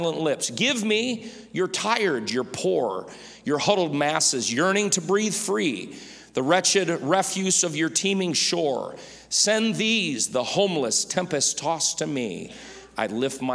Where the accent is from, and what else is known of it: United States